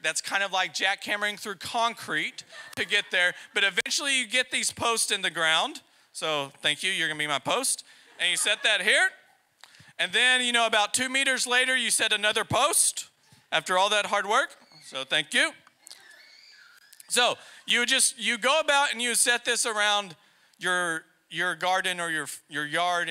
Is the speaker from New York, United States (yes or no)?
no; Texas, United States; now in Poland; we're from Texas